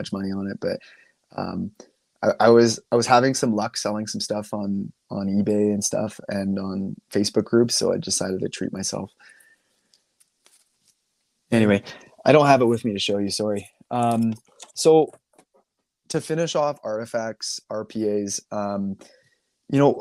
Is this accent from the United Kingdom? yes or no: no; Canada; I'm Canadian